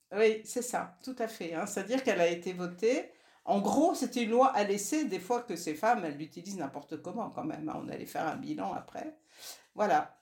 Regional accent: Nord, Hauts-de-France, France; moi je suis du Nord

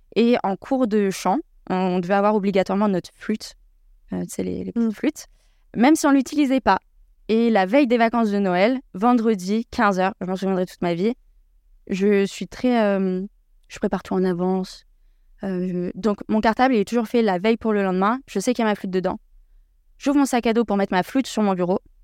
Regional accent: Versailles, Île-de-France, France; je suis née à Versailles

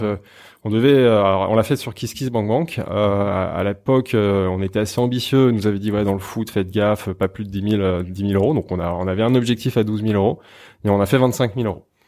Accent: Savoy, Auvergne-Rhône-Alpes, France; now in Paris, France; je suis savoyard, donc ça, c'est un fil mmh. conducteur, c'est assez important. Je suis issu d'une région avec une identité forte que j'adore quand j'ai quitté cette région pour arriver à Paris

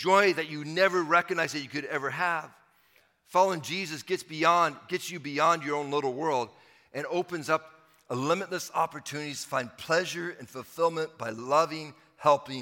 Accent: Sumner, Washington, United States; I grew up in Washington State, and my dad took a church in Sumner, Washington

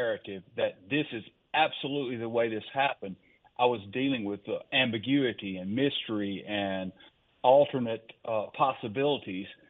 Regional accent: Baldwyn, Mississippi, United States; I actually renovated a building in my hometown of Baldwin into a community theater

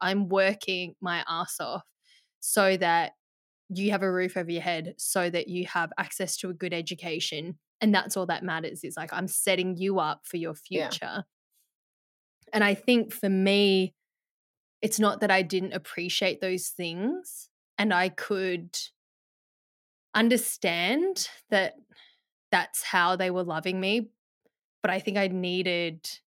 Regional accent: Perth, Western Australia, Australia; also born or lived in Melbourne, Victoria, Australia; we moved from Melbourne to Perth

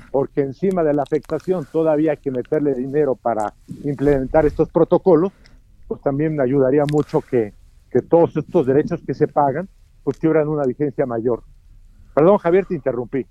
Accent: Mexico; como mexicano, sé que en México somos muy dados a querer violar las reglas.

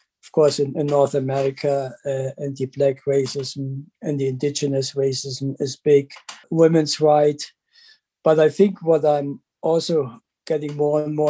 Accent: Germany; moved away as an adult; also born or lived in Calgary, Canada; now in London, Canada; I grew up in Germany, did my PhD there. And then I moved to Canada

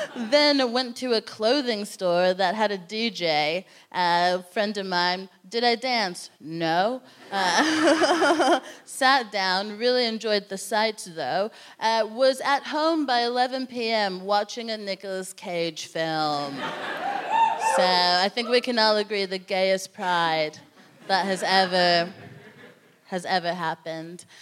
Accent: United States; moved away; I'm from America

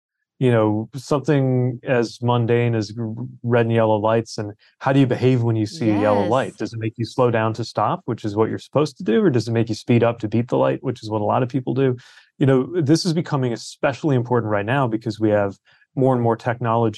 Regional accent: South Bend, Indiana, United States; my hometown of South Bend

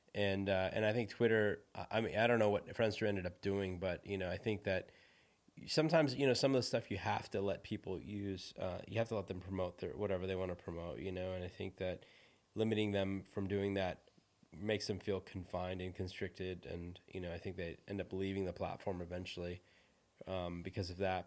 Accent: Silicon Valley, California, United States; moved away; also born or lived in India / Los Angeles; I'm from Silicon Valley, so I lived up north in San Francisco.

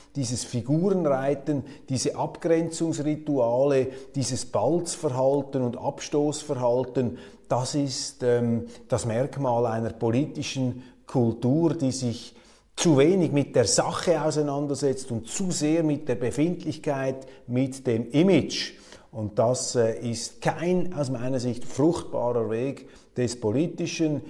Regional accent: Switzerland; als Schweizer

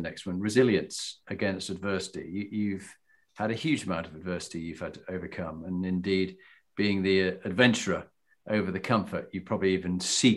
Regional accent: Yorkshire and the Humber, United Kingdom; being a Yorkshireman

